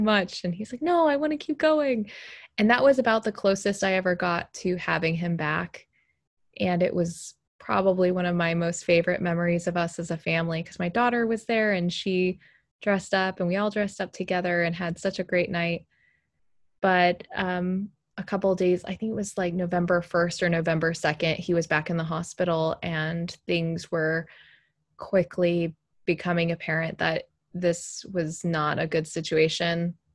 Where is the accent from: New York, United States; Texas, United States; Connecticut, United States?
Texas, United States; moved away; I'm from Texas originally